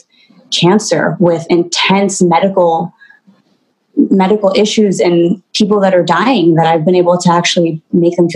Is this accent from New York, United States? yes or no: yes; New York City, New York, United States; moved away as an adult; also born or lived in Puerto Rico; I was born in Puerto Rico and I was raised in New York City in the heart of it. I grew up there